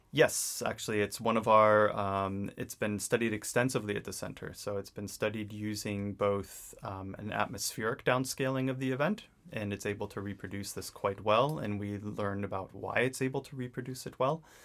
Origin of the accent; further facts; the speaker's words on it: New England, United States; I grew up in New England, um, in very much an outdoors-oriented family